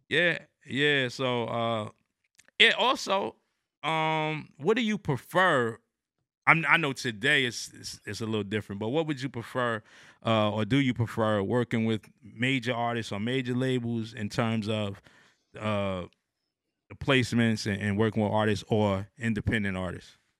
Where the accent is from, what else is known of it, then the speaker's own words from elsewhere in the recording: New Jersey, United States; now in Atlanta, United States; I'm from New Jersey at the time. I'm in, in Atlanta now